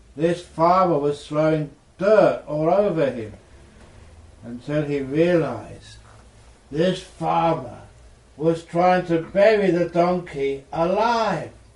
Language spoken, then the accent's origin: English; England, United Kingdom; I was born in England